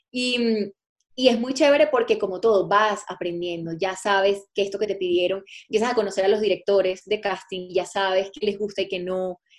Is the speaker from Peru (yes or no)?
no; Venezuela; moved away as an adult; now in Colombia